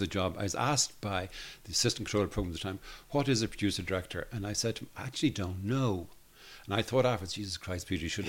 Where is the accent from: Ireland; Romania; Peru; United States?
Ireland; Dublin, Leinster; also born or lived in Belfast; I'm from Dublin.